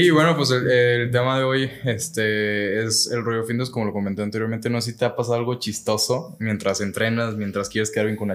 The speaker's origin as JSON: {"language": "Spanish", "country": "Mexico", "said": "aquí en México"}